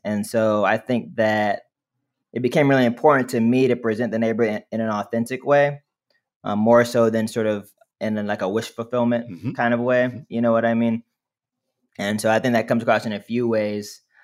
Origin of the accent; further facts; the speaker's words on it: Montgomery, Alabama, United States; in my hometown of Montgomery, Alabama, we have a we have a Booker T. Washington High School